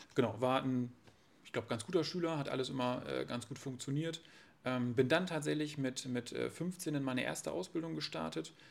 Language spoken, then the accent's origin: German; Varel, Lower Saxony, Germany; moved away as an adult; now in Oldenburg, Germany; bin da aufgewachsen mit, mit einer älteren Schwester bei meinen Eltern im, im, im Haus